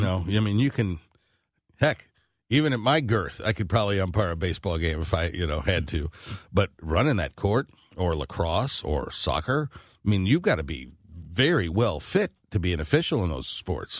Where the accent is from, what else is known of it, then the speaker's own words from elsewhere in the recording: St. Louis County, Missouri, United States; I grew up in St. Louis County